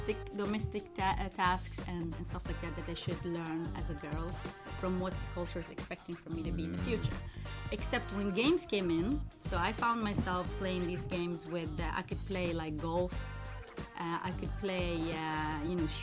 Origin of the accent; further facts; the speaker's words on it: Libya; English is a second language; moved away; also born or lived in Morocco; I was, I think, between 5 and 6. My parents moved to Libya for work. And I grew up in Libya. I started school in Libya